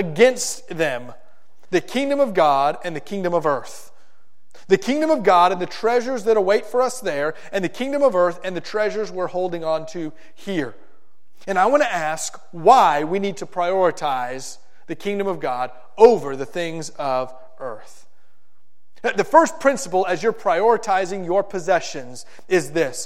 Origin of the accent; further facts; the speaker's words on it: South Florida, United States; When I was in middle school and high school, growing up in South Florida